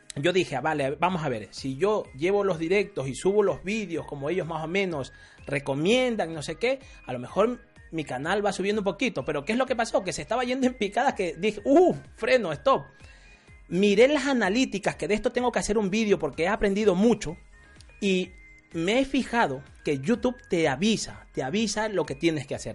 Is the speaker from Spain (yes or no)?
no; Ecuadorian coast, Ecuador; Yo soy de la costa